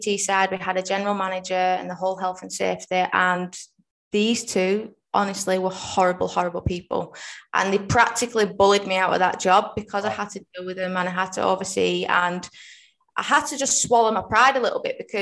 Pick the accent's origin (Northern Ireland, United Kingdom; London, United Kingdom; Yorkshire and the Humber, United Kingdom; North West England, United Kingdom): North West England, United Kingdom; Rossendale; I am in Rosendale, which is in Lancashire, so about 20 minutes out of Manchester.